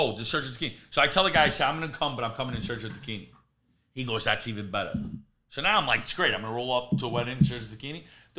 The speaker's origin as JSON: {"language": "English", "town": "New York City", "region": "New York", "country": "United States", "tie": "born or raised there", "also_born_or_lived": "Brooklyn", "said": "It feels like home to me, but I was raised in Queens."}